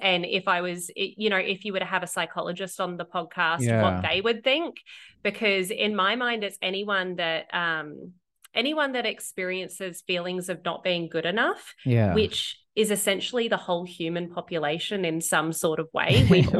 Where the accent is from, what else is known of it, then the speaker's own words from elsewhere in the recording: Australia; moved away; As an Aussie